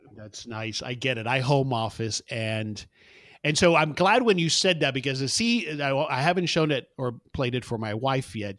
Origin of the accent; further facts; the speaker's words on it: South Florida, United States; moved away as an adult; also born or lived in Houston; now in Dallas, United States; I, I actually was born in Houston, but grew up in South Florida